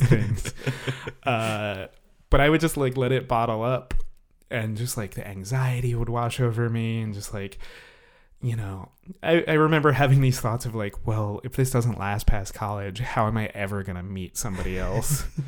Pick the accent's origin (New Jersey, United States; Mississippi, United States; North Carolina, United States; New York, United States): New York, United States; New York City; moved away as an adult; I'm from the New York City area.